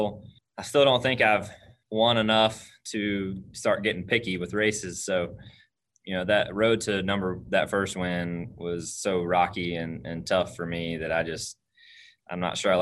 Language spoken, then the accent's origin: English; Dawsonville, Georgia, United States; here to my hometown